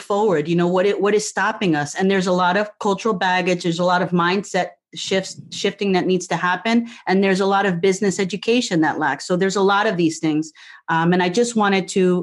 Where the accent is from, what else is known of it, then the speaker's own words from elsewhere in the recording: New Jersey, United States; moved away as an adult; also born or lived in Puerto Rico; now in Florida, United States; I grew up in Jersey